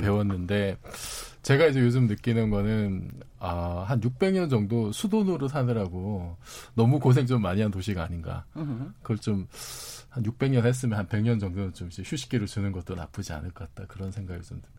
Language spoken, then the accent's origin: Korean; Busan, South Korea; 제가 그 부산에서 태어나서요